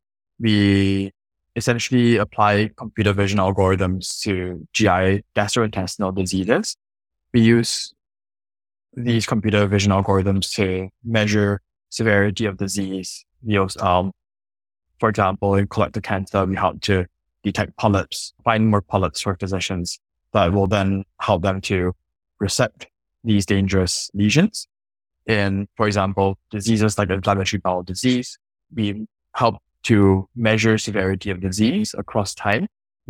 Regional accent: Singapore; born or raised there

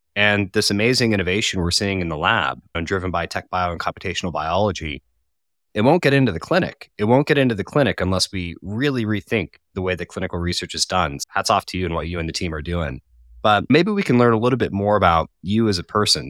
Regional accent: Colorado, United States; moved away as an adult; now in United Kingdom; I'm from Colorado, and I moved to the U K in twenty fifteen

